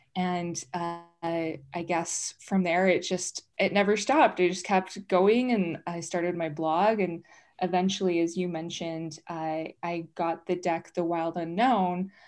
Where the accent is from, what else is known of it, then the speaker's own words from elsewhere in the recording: Utah, United States; I grew up here in Utah, but I grew up non-Mormon.